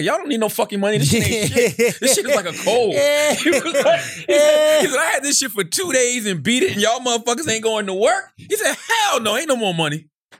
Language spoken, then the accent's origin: English; the South, United States; Because I'm from the South. From the South, that's how we communicate.